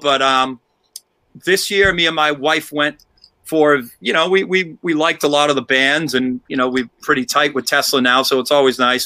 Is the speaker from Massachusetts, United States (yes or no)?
yes; Milford, Massachusetts, United States; also born or lived in Boston, Massachusetts; We grew up in Milford, Massachusetts